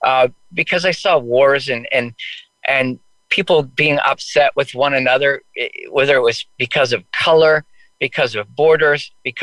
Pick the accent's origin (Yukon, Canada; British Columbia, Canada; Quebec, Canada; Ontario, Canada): British Columbia, Canada; White Rock; also born or lived in New Westminster, British Columbia / Langley, British Columbia; I was born in New Westminster, British Columbia. Grew up in White Rock.